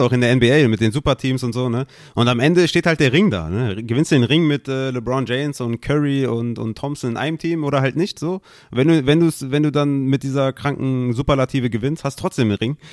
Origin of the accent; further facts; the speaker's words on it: Düsseldorf, North Rhine-Westphalia, Germany; ich bin Düsseldorfer